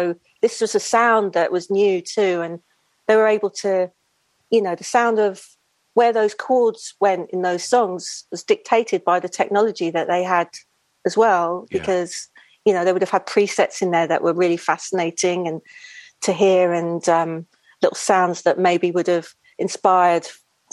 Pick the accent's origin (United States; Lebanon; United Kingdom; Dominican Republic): United Kingdom; London; growing up in Shepherd's Bush in London, West London